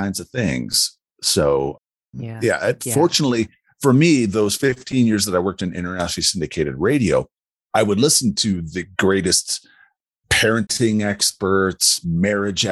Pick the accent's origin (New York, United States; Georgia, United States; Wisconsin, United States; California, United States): Wisconsin, United States; moved away as an adult; now in Colorado Springs, United States; I live in Colorado Springs. I grew up in Wisconsin, moved out here in August of 97